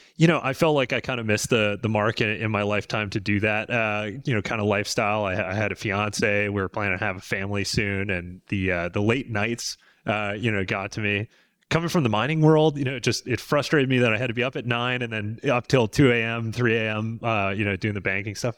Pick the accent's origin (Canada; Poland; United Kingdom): Canada; British Columbia; moved away as an adult; I'm a Canadian, so I was born and raised in, in British Columbia